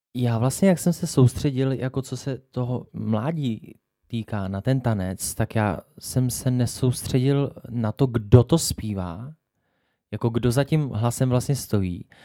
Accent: Jihlava, Vysočina Region, Czechia; u nás v Kulturáku v Jihlavě

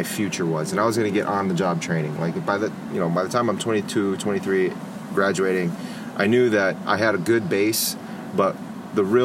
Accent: Minnesota, United States; moved away as an adult; now in Phoenix, United States; I'm originally from Minnesota. I graduated high school in 2000. Came out to Arizona State University.

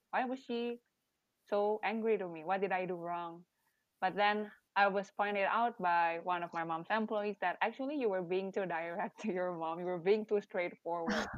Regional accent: Indonesia; first language Indonesian; English is a second language; moved away as an adult; also born or lived in Malaysia; Bahasa is my mother tongue

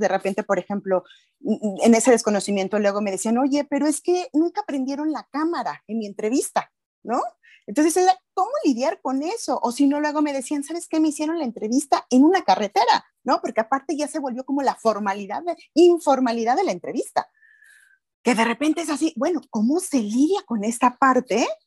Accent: Mexico; pagamos todos los mexicanos

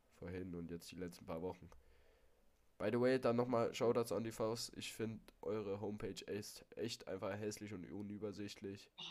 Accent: Hesse, Germany; moved away; da war ich in Hessen in meiner alten Heimat

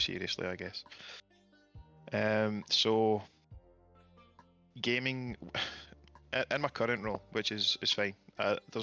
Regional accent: United Kingdom; being British

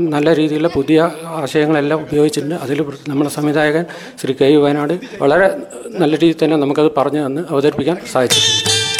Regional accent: Varadoor, Kerala, India; ഞാൻ കരുതൂർ സ്വദേശിയാണ്

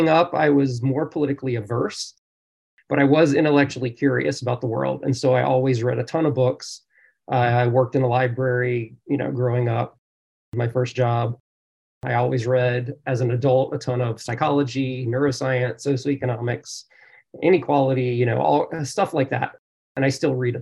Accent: South Louisiana, United States; moved away as an adult; now in California, United States; in South Louisiana, where I grew up

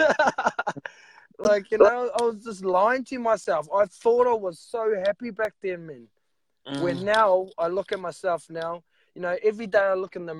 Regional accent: New Zealand; I'm from New Zealand, the land of the long white cloud, Aotearoa.

